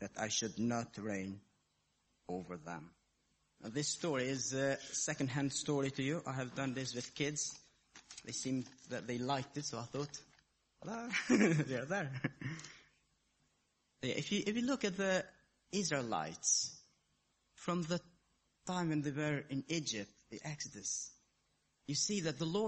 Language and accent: English; Kosovo; I was born in Kosovo, in a Muslim family. And as I was growing up, a kid, I even started going to the mosque.